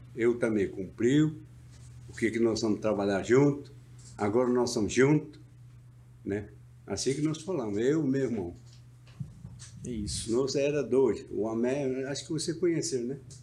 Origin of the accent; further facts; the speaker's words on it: Brazil; quero voltar para a minha aldeia